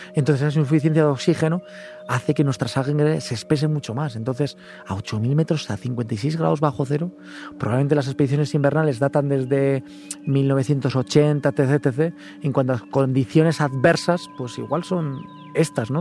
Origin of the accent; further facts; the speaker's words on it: Gorbea, between Álava and Biscay, Basque Country, Spain; estamos en este lugar tan bonito, ubicados entre Álava y Vizcaya, en el Gorbea, pues voy a vender un poquito mi tierra